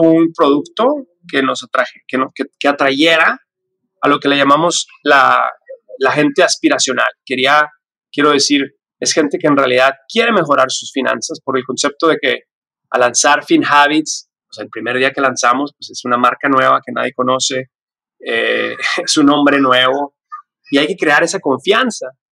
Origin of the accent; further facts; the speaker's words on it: Ciudad Juárez, Chihuahua, Mexico; now in United States; yo nací y crecí en la frontera. Yo soy de Ciudad Juárez